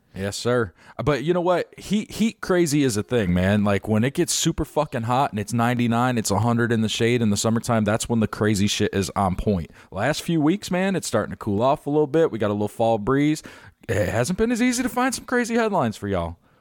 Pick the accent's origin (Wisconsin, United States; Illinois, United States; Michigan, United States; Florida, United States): Illinois, United States; Chicago; now in Tampa Bay, United States; I'm from Chicago